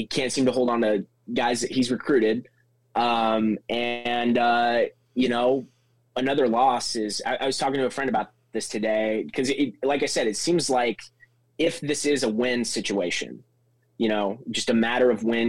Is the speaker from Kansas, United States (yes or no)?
yes; Kansas, United States; moved away as an adult; also born or lived in Missouri / Little Rock, Arkansas; now in Auburn, United States; I'm from Kansas originally, went to school at Missouri